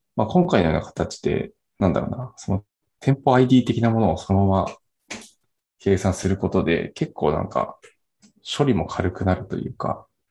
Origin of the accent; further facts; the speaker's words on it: Nagano, Japan; 長野県出身なんですけど